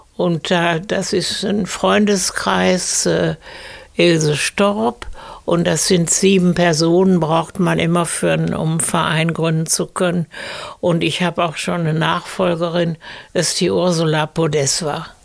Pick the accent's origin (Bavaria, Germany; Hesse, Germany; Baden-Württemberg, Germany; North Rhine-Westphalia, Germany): North Rhine-Westphalia, Germany; Essen; also born or lived in Paris; da, wo im Garten jetzt hinten die Garagen sind, da war ein altes Fachwerkbauernhaus. Und da bin ich aufgewachsen